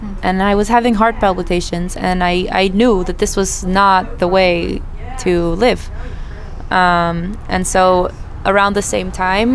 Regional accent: Philadelphia, Pennsylvania, United States; moved away as an adult; also born or lived in Israel; I was born in the United States. I lived in Philadelphia for about 20 years. I finished university and I moved to Israel

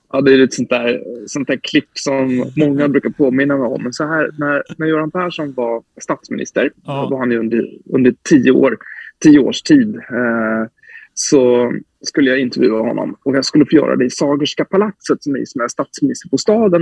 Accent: Sweden; moved away; also born or lived in Visby, Gotland / Norrköping, Östergötland; Så jag är ju uppvuxen i Visby och i Norrköping

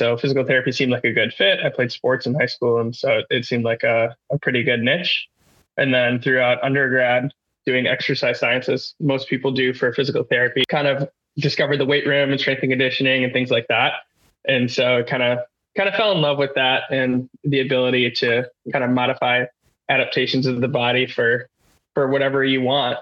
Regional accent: Wisconsin, United States; I grew up in Wisconsin, not too far from Carroll, about 25 minutes from where we went to school in Waukesha.

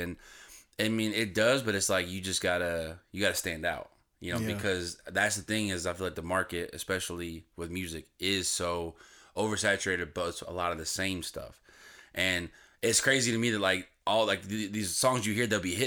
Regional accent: Indiana, United States; moved away; I'm from a small southern town. Mm-hmm. Like, so I'm mm-hmm. actually near Kentucky

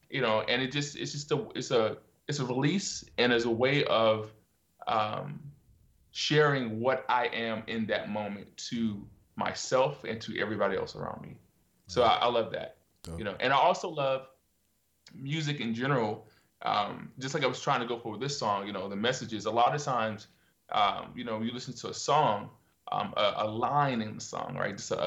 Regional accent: Virginia, United States; moved away as an adult; also born or lived in Norfolk, Virginia; now in South Korea; I grew up in Virginia, country, like really, really country

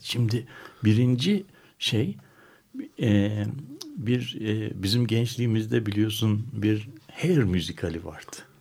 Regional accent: Istanbul, Turkey; Ben doğrusu bir İstanbullu olarak

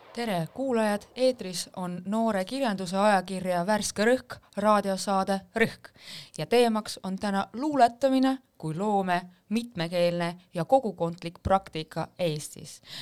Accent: Sillamäe, Ida-Viru County, Estonia; Estonian is a second language; now in Tallinn, Estonia; pärit Sillamäelt, kuid juba üle kümne aasta elan Tallinnas

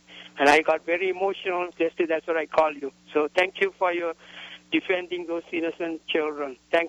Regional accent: Sri Lanka; now in New Mexico, United States; I'm a U.S. citizen from Sri Lanka

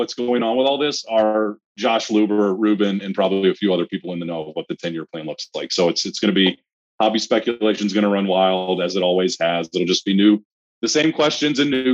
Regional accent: North Carolina, United States; I was born and raised in North Carolina.

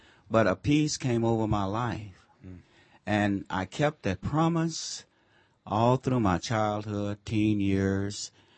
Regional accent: Texas, United States; moved away; I came from Texas. My home roots are in Texas. I came from Texas. I grew up a sharecrop farm family.

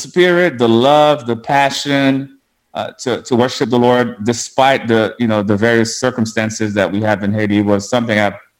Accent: Montreal, Quebec, Canada; born there; And I was born in Montreal, Canada.

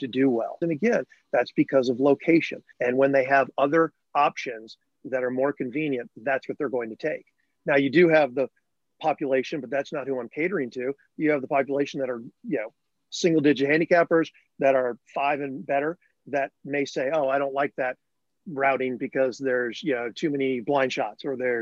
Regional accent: Northbrook, Illinois, United States; growing up in Northbrook, Illinois, near Chicago

